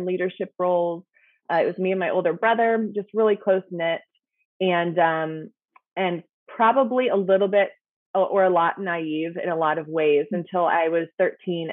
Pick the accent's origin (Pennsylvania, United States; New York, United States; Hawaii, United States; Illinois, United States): Pennsylvania, United States; Lancaster; moved away as an adult; also born or lived in Philadelphia, Pennsylvania; now in Indianapolis, United States; I grew up in Lancaster, Pennsylvania